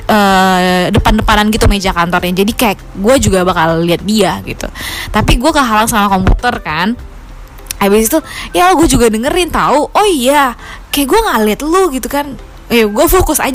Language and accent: Indonesian; Jakarta, Indonesia; now in Melbourne, Australia; gue dari Jakarta tapi sekarang tinggal di Melbourne.